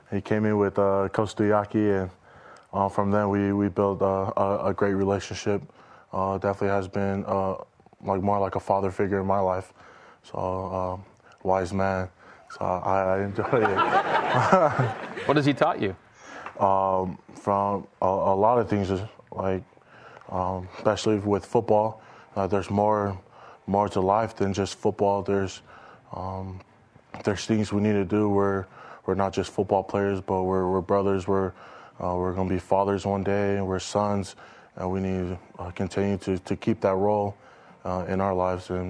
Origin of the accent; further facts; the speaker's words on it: West Valley City, Utah, United States; also born or lived in Hawaii; I'm originally from Hawaii, but I moved around uh, growing up uh, with my family, and I grew up in West Valley City, Utah.